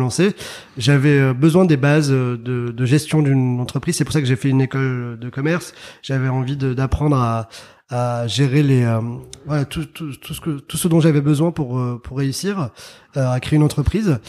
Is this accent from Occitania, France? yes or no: no; Paris, Île-de-France, France; also born or lived in Algiers, Algeria; j'ai grandi en région parisienne et à Paris